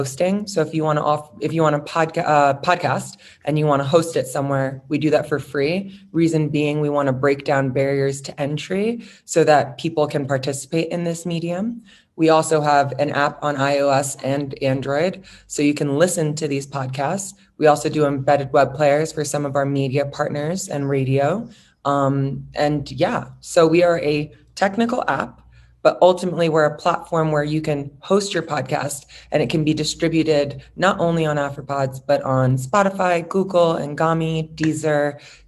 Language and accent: English; New York, United States; moved away as an adult; now in Kenya; I grew up in New York. My mother's from West Africa.